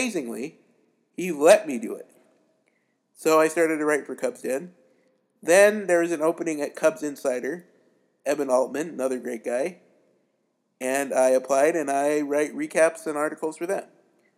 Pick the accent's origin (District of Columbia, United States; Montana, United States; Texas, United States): Montana, United States; Billings; I was born and raised in Billings, Montana.